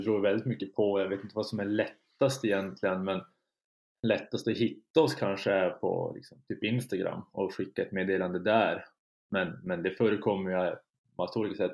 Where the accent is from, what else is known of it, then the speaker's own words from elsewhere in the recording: Kiruna, Norrbotten County, Sweden; moved away as an adult; now in Umeå, Sweden; jag har flyttat från, från Kiruna där jag är född och uppvuxen